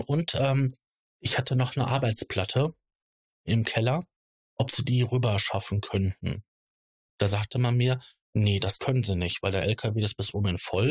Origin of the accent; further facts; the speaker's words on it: Ruhr area, North Rhine-Westphalia, Germany; Ich komme ähm, gebürtig hier aus der, aus der Gegend, aus dem Ruhrgebiet